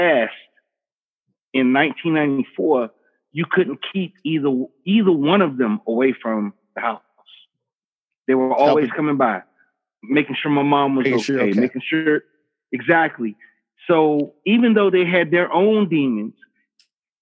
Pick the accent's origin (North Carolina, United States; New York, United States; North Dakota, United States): North Carolina, United States; now in Oahu, United States; growing up in North Carolina, you know, in a one-stop light town